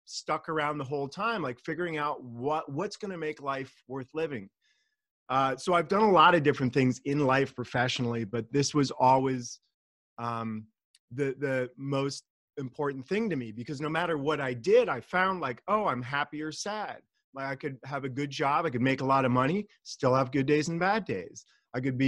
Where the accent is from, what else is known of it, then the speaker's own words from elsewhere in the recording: California, United States; also born or lived in Germany / Austria; I was born and raised in California, and the majority of my life has been here